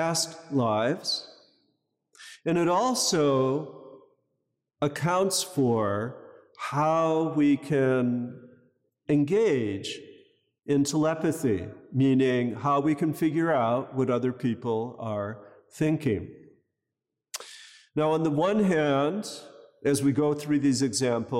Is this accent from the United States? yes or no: yes; United States; now in Los Angeles, United States; I grew up near Canada